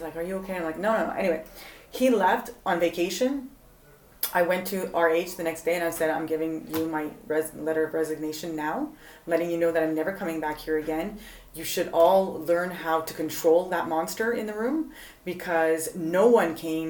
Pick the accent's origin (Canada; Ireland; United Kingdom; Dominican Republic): Canada; Montreal, Quebec; moved away; I'm originally from Canada, Montreal.